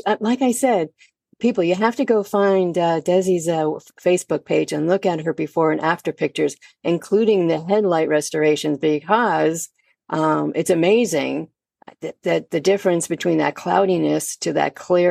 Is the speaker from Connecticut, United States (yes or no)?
yes; Connecticut, United States; now in Delaware, United States; I've been to quite a few car shows here in Delaware. I'm originally from Connecticut.